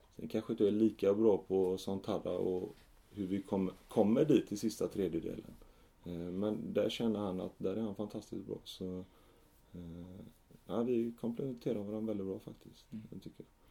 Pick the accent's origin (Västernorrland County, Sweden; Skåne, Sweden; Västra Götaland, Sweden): Västra Götaland, Sweden; Gothenburg; jag växte upp i Fjällbrunn, ett litet villaområde i, Rannebergen